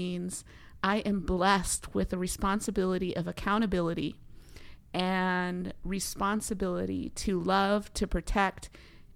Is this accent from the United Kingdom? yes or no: no; Delta Junction, Alaska, United States; I was born and raised in the heart of Alaska amongst my mother's people, the Upper Otna Athabascan people of Mentasta, and I was raised in Delta Junction, Alaska